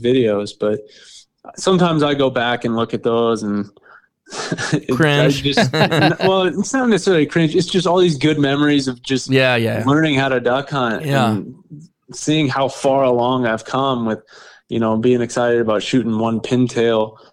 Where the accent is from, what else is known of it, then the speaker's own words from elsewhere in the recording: Kansas, United States; But I'm from Kansas, like I said earlier, and been a resident here my whole life